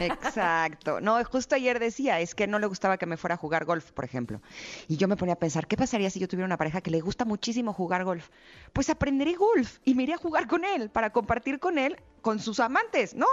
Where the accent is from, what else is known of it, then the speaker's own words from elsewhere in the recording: Mexico; así de talentosos somos los mexicanos